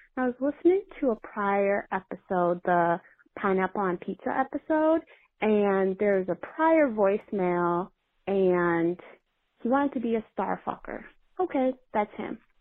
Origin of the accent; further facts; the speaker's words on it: Brazil; moved away as an adult; now in New York City, United States; I'm from Brazil, but I'm studying in New York City.